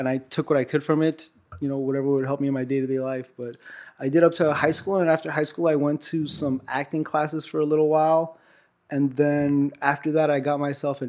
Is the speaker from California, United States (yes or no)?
yes; Los Angeles, California, United States; also born or lived in Armenia; I was born in Armenia, and I moved out here with my family when I was like 2 years old, or about 2.5 years old. Moved to Hollywood, pretty much grew up in Hollywood the whole time